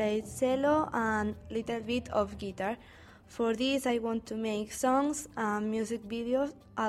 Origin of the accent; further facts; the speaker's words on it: El Prat de Llobregat, Catalonia, Spain; English is a second language; I am from El Prat de Llobregat.